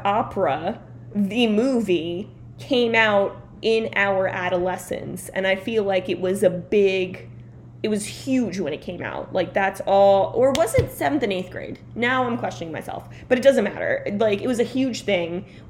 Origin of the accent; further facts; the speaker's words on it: Belleville, New Jersey, United States; We're from Belleville.